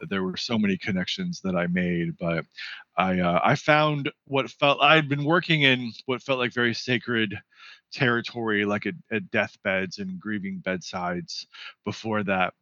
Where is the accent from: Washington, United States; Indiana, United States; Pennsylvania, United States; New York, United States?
Washington, United States; Seattle; moved away as an adult; also born or lived in California / East Coast; now in Santa Ynez Valley, United States; I'm originally from Seattle, Washington. Spent uh, the first 18 years of my life there.